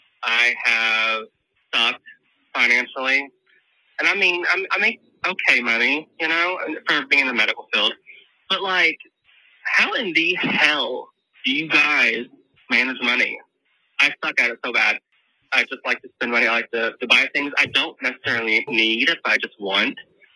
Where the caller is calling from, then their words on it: Waymouth, Virginia, United States; I'm from Waymouth, Virginia.